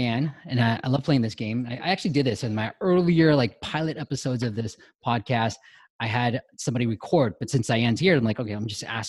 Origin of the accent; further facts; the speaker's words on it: Bay Area, California, United States; growing up in the Bay Area